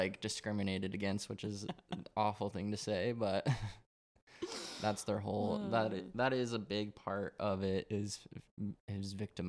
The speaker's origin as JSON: {"language": "English", "region": "Colorado", "country": "United States", "tie": "born or raised there", "said": "I grew up in Colorado, grew up Mormon. Both my parents are Mormon and most of my family is."}